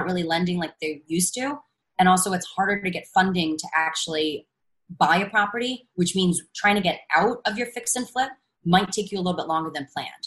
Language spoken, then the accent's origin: English; New York, United States; I'm a New Yorker